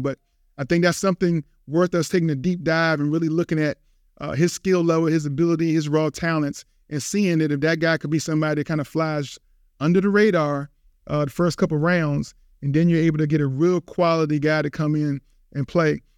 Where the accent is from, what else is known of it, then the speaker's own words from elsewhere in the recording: Virginia, United States; a guy from my hometown, University of Virginia